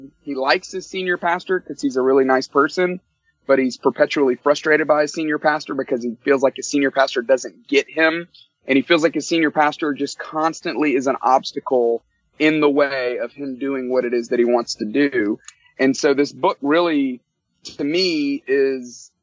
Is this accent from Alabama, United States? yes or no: yes; Tuscaloosa, Alabama, United States; moved away as an adult; now in Atlanta, United States; I grew up in Tuscaloosa, Alabama